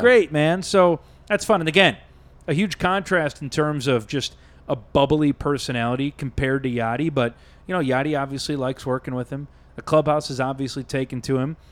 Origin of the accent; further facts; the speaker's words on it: Chicago, Illinois, United States; I grew up in Chicago